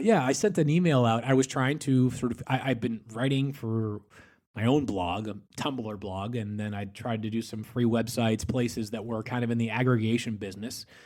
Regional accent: Boston, Massachusetts, United States; moved away as an adult; also born or lived in Connecticut / Kansas City; I'm from Boston, uh, outside of Boston, went to school in Connecticut

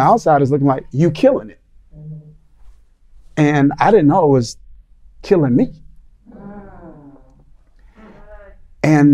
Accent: Mississippi, United States; moved away; We're in the South now, but I grew up in Mississippi

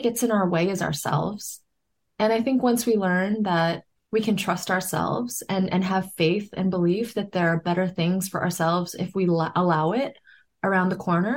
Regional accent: New York City, New York, United States; I grew up in New York City

